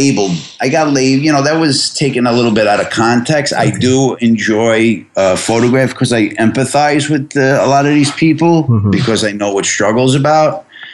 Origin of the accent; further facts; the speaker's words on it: Brooklyn, New York, United States; which is pretty much still my hometown, but which is Coney Island and Brooklyn.